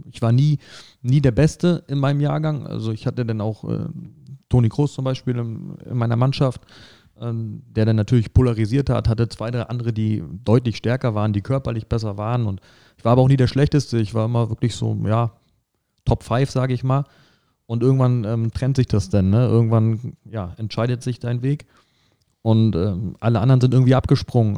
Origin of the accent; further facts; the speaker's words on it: northern Brandenburg, Germany; moved away as an adult; now in Saarland, Germany; ich komme aus Nordbrandenburg, ähm, haben da einen Großteil äh, unseres Lebens verbracht